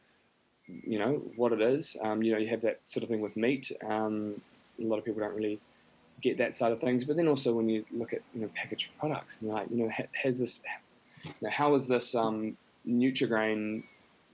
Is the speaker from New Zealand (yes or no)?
yes; New Zealand; I grew up in New Zealand.